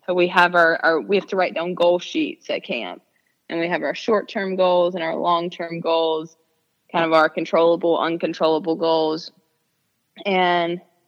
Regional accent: a little over an hour from Chapel Hill, North Carolina, United States; a little over an hour away from my hometown

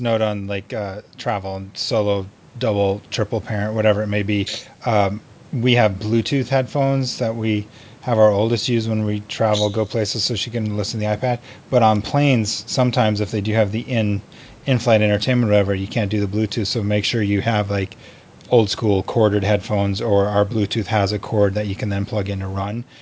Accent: Montana, United States; some of my you know Montana brethren

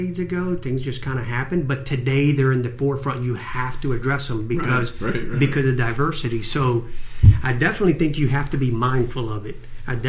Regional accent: Cuba; moved away; I'm Cuban. I was born in Cuba

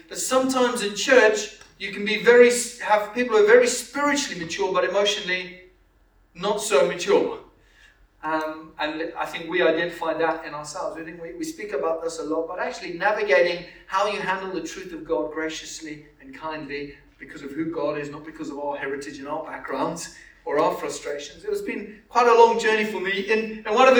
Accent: Zimbabwe; moved away; also born or lived in Canterbury; I grew up in Zimbabwe

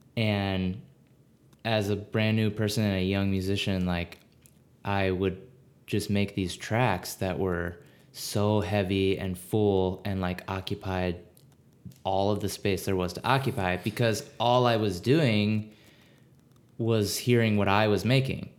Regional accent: Maryland, United States; moved away as an adult; now in Minneapolis, United States; I grew up in Maryland.

